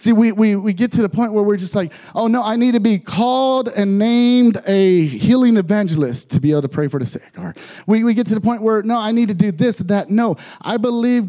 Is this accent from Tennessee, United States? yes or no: no; San Antonio, Texas, United States; moved away as an adult; I'm from San Antonio, Texas originally.